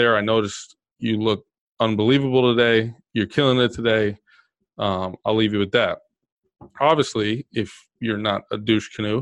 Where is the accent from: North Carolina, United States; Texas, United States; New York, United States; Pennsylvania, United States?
Texas, United States; I'm from Texas